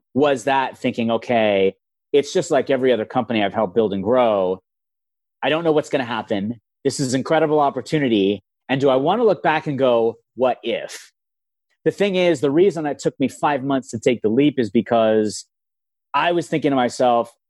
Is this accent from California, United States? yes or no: yes; Los Angeles, California, United States; I grew up in Los Angeles